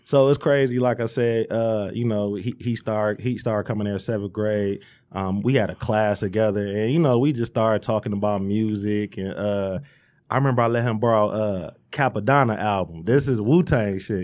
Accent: Romulus, Michigan, United States; also born or lived in Dearborn, Michigan; I'm from Romulus. Uh, I was born in Dearborn, but, you know, the fam was already in Romulus

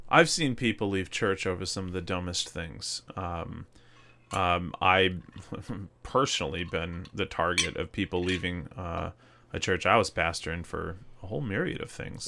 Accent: Mississippi, United States; moved away; growing up in Mississippi, I, there's, there's parts of Mississippi, a lot of it that I really miss

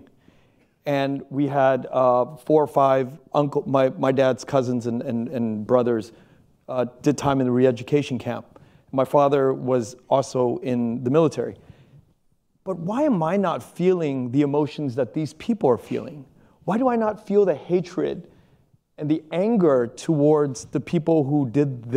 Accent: Pennsylvania, United States; was born in Pennsylvania

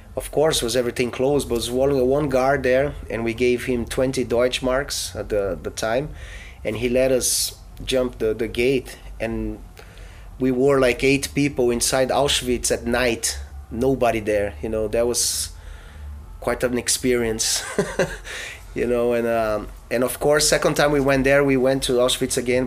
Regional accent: Brazil; I was born in Brazil

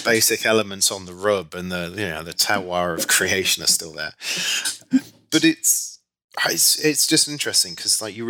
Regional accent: Leicester, East Midlands, United Kingdom; moved away as an adult; also born or lived in Nottingham / Nancy, France / East Africa; now in New York, United States; got into Leicester University, which is my hometown university

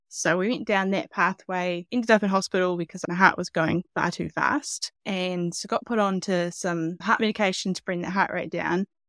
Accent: Hawke's Bay, New Zealand; I'm from Hawke's Bay, so it's on the east coast of the North Island.

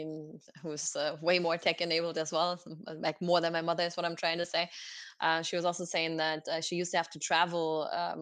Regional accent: Oberhausen, North Rhine-Westphalia, Germany; English is a second language; moved away as an adult; also born or lived in Galway, Ireland; It's my hometown. It's called Oberhausen

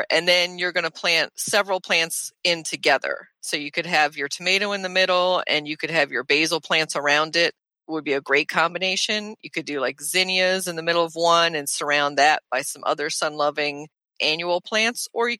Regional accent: Nuremberg, Bavaria, Germany; born there; My mom's side of the family is German, and she's German, and I was born in Nuremberg.

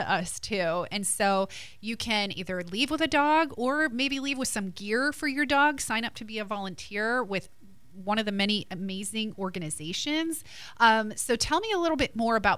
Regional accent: New Jersey, United States; now in Pensacola, United States; I'm from Jersey

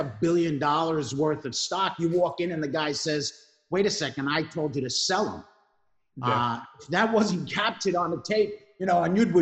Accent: New York City, New York, United States; accent: New York; moved away as an adult; If you didn't notice the accent, it's live from New York. I am, you know, born and raised in Brooklyn, but I went off into the Marine Corps.

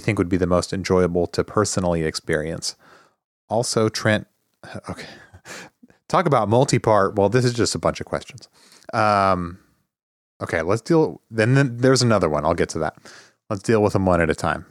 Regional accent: Midwest, United States; also born or lived in Arizona; we're also sort of Midwesterners

